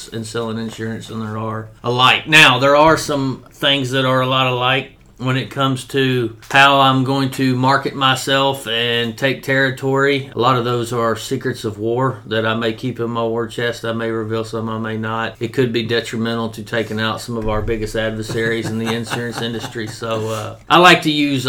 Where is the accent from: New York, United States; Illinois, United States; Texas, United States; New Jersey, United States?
Texas, United States; Corrigan; moved away as an adult; now in Lufkin, United States; I grew up in Corgan, Texas, and joined the Army in the summer of 2000